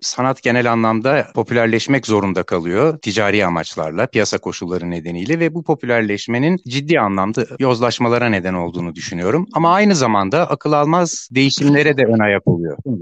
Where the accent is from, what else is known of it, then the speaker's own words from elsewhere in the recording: Istanbul, Turkey; 1972'de İstanbul'da doğdum.